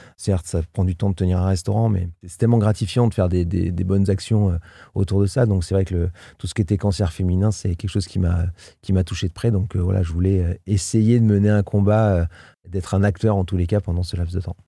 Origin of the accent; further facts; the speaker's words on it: Limoges, Nouvelle-Aquitaine, France; moved away as an adult; also born or lived in England / Paris; now in Albi area, France; Je suis né à Limoges dans le 87, hein, dans le Limousin